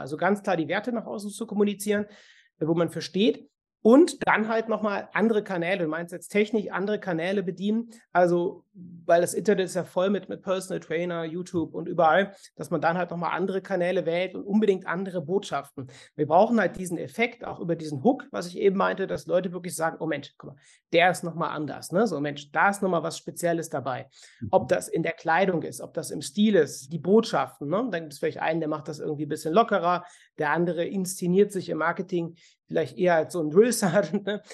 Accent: Cologne, North Rhine-Westphalia, Germany; bei uns in Köln

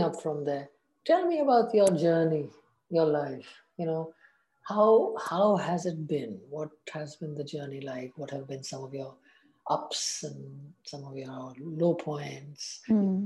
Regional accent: Assam, India; moved away; also born or lived in South India; I grew up in the tea estates in Assam, but when I moved south

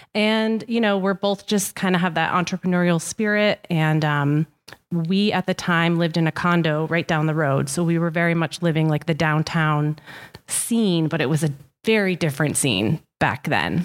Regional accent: Ashaway, Rhode Island, United States; also born or lived in Westerly, Rhode Island; I grew up in Ashaway, so I am a Charger turned bulldog

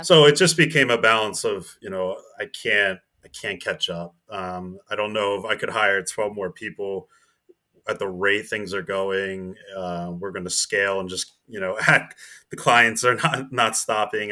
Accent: New Jersey, United States; I'm, I'm from New Jersey, so I was in Princeton, New Jer-, New Jersey.

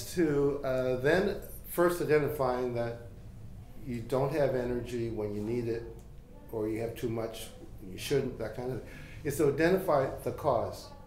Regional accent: Halifax, Nova Scotia, Canada; I was born in Halifax and into a family of spiritual healers. And they worked in the Halifax community

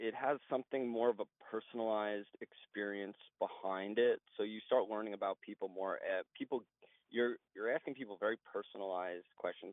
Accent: Oceanside, New York, United States; I grew up in Oceanside, Long Island

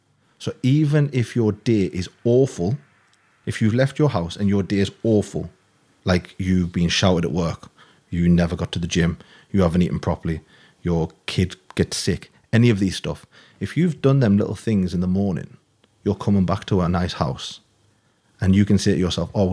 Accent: Newcastle, North East England, United Kingdom; moved away as an adult; I'm from Newcastle originally.

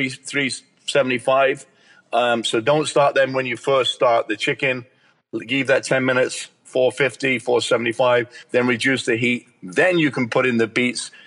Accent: England, United Kingdom; I'm English

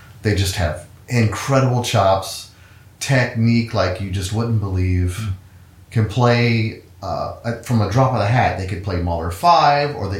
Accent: Cincinnati, Ohio, United States; moved away as an adult; also born or lived in Aguascalientes, Mexico / Bogota, Colombia; I grew up in Ohio, in Cincinnati

